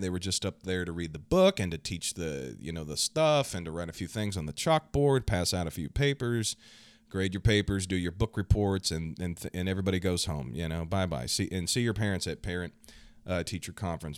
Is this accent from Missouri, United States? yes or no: yes; Kansas City, Missouri, United States; I'm from the United States, right here in the heartland, the Midwest, Kansas City, Missouri.